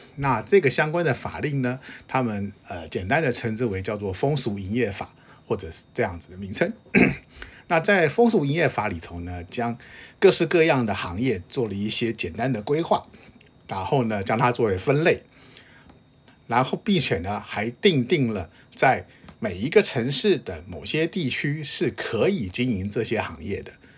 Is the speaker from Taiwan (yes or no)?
yes; Taiwan; 明白地表示我是台湾来的， 我会说日语